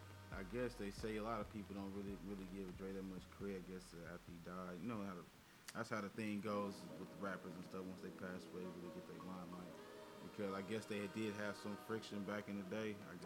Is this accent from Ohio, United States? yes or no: no; Richmond, California, United States; also born or lived in Vallejo, California; I'm originally from Richmond, California.